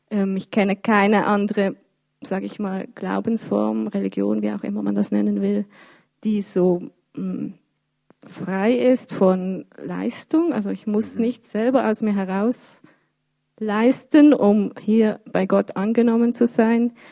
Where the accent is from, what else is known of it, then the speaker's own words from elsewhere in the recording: Birsfelden, Basel-Landschaft, Switzerland; now in Basel, Switzerland; Ja, also ich, ich bin hier in der Stadt Basel. Ähm, ich bin in Biersfelden aufgewachsen, aber wie gesagt, ich bin schon ein Stadtmensch, ich lebe gerne hier